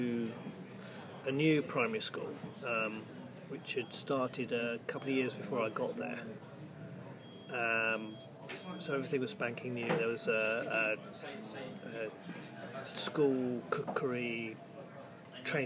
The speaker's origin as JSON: {"language": "English", "town": "Gravesend", "region": "South East England", "country": "United Kingdom", "tie": "born or raised there", "also_born_or_lived": "Margate / Lancing, West Sussex / Chatham / London", "moved": "as an adult", "said": "When I was four, we moved to Northfleet, which is a suburb of Gravesend, which is in northwest Kent"}